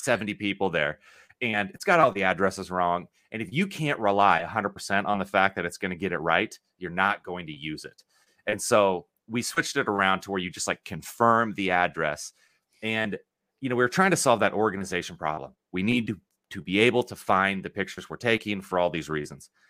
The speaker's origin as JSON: {"language": "English", "town": "Lincoln", "region": "Nebraska", "country": "United States", "said": "I'm from Lincoln, Nebraska"}